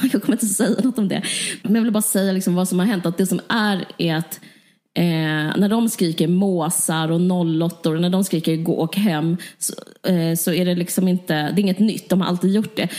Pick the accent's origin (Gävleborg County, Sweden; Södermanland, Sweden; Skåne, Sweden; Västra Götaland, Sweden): Skåne, Sweden; Simrishamn; also born or lived in Stockholm; jag är också uppvuxen i Skåne